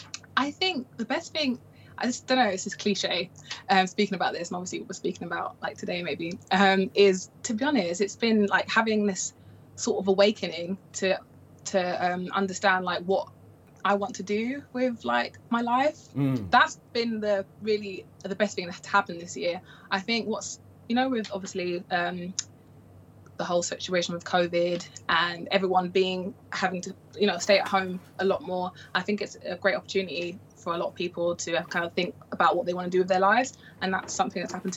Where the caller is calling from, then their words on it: London, United Kingdom; So I am in London, the UK, and yeah, over here it's pretty okay.